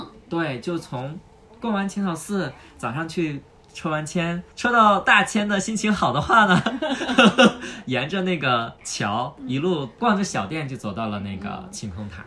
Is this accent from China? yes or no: yes; China; now in Japan; 我们小时候在国内 嗯。 长大的那种